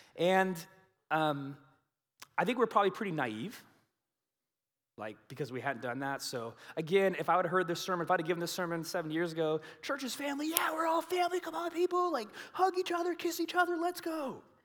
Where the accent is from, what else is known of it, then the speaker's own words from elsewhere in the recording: United States; we Americans